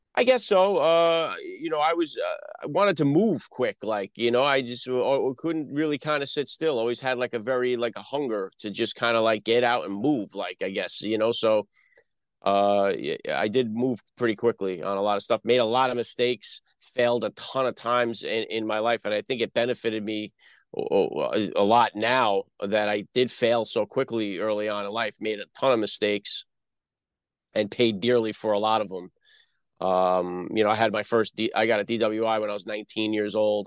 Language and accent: English; New Jersey, United States; accent: Northeast; also born or lived in Bronx, New York; I'm born in the Bronx, New York. I grew up, uh, in, uh, North Jersey.